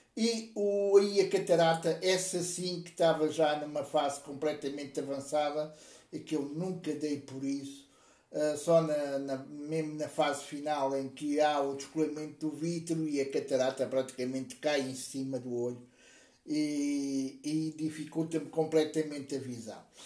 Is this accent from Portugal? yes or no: yes; Portugal; also born or lived in Lisbon; eu sou português, eu vivo em Portugal, vivo na bonita cidade de Lisboa